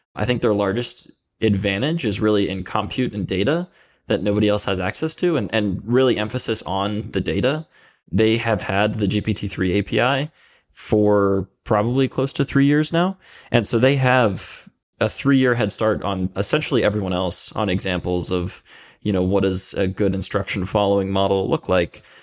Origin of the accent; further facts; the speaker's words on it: Philadelphia, Pennsylvania, United States; I'm originally from Philadelphia, Pennsylvania, or the area around Philadelphia